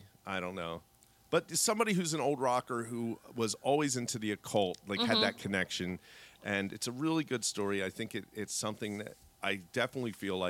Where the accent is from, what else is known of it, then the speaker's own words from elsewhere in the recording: Philadelphia, Pennsylvania, United States; I always say wolf wrong mm-hmm. because I'm from Philly.